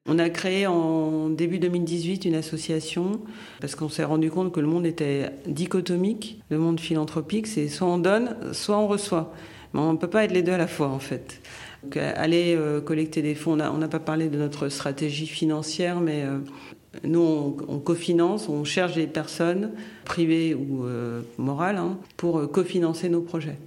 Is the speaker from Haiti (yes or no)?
yes; Haiti; moved away; also born or lived in United States / France; originaire euh, d'Haïti mais de nationalité américaine. Euh, j'ai vécu en France une bonne partie de, ma vie